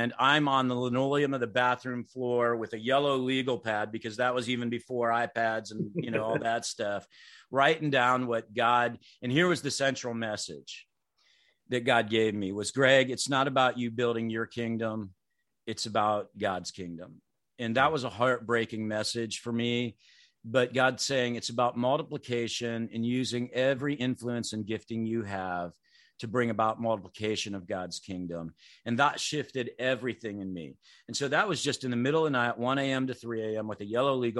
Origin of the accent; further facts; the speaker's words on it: Clinton, United States; that little church I grew up in Clinton, 200 people